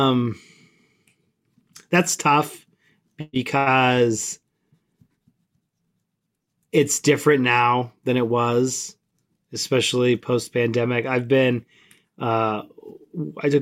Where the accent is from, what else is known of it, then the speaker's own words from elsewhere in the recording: Southern California, United States; I grew up in Southern California